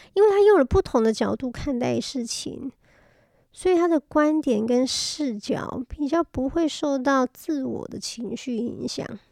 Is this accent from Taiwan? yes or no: yes; Taiwan; moved away; also born or lived in France; 小时候在台湾学音乐